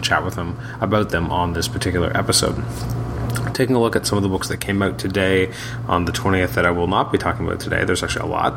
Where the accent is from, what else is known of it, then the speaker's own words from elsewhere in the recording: Canada; also born or lived in Toronto, Ontario; I'm from Canada. I live in Toronto, Ontario.